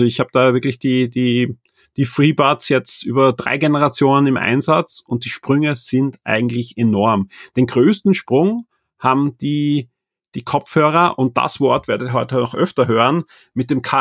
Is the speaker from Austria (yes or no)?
yes; Austria